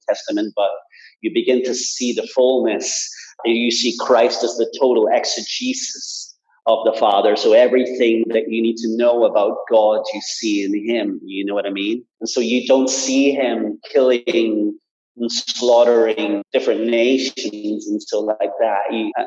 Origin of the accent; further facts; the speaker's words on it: Belfast, Northern Ireland, United Kingdom; moved away; I was brought up in Belfast in the midst of a lot of tensions in church life